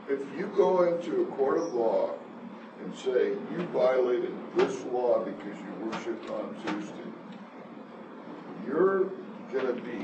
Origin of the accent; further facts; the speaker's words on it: South Africa; moved away; I was raised in South Africa